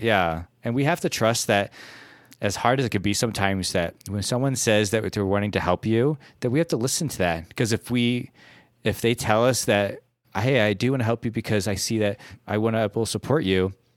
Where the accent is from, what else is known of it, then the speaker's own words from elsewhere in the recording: Midwest, United States; as a Midwesterner, a fellow Midwesterner